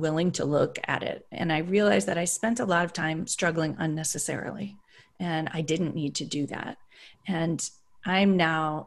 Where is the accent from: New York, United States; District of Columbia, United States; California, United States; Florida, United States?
California, United States; Berkeley; I grew up in Berkeley